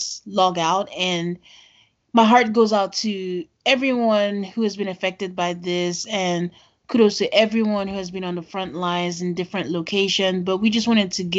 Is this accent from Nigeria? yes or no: yes; Nigeria; I'm from Nigeria